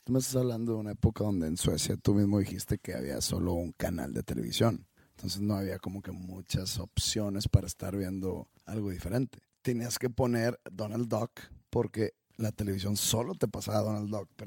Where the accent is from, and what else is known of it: Monterrey, Nuevo León, Mexico; born or raised there